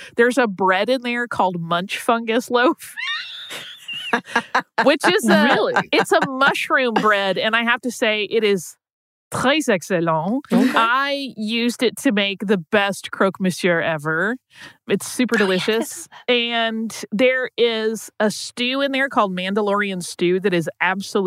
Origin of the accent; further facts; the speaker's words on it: Gulf Coast, United States; I grew up on the Gulf Coast